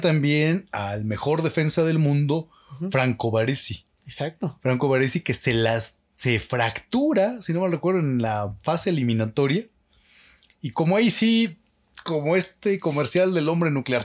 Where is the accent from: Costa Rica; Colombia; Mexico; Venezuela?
Mexico; nosotros los mexicanos no somos altos